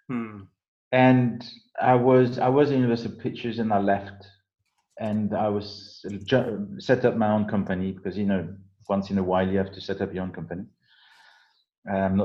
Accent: south of France, France; accent: French; English is a second language; moved away as an adult; I'm a kid from south of France who spent 20 years there

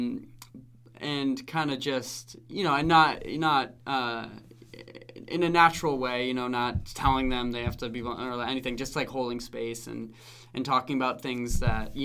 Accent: Francestown, New Hampshire, United States; I grew up in Francistown, New Hampshire.

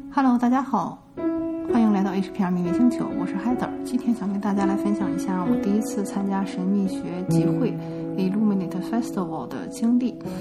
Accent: China; now in United States; 我就是中国人啊，然后我又在美国生活了一半儿的时间

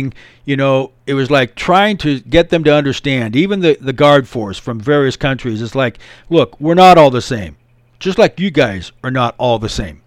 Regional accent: United States; I'm an American dude.

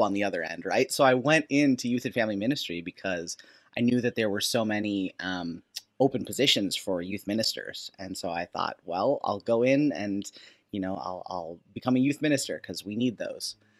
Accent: Minnesota, United States; I grew up in Minnesota

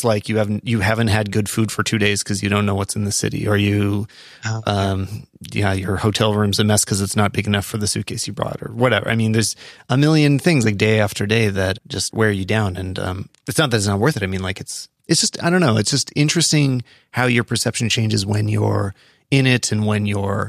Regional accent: Calgary, Alberta, Canada; I'm from Calgary, but I spend most of my time on airplanes and in other bigger cities.

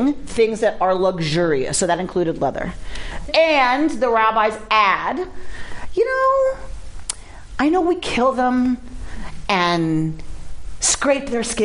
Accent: Atlanta, Georgia, United States; I grew up in Atlanta

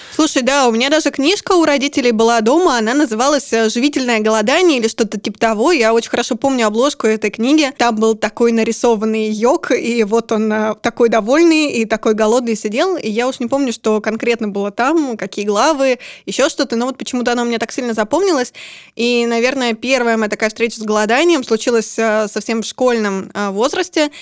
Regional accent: Urals, Russia; вообще-то я с Урала

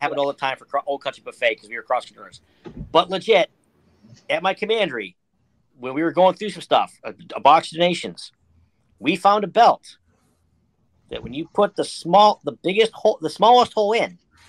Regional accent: Western Pennsylvania, United States; I'm from Western Pennsylvania.

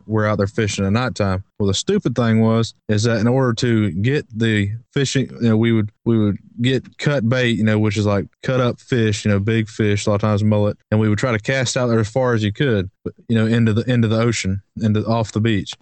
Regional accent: Brunswick, Georgia, United States; we grew up in Brunswick, which is Brunswick, Georgia, which is a place

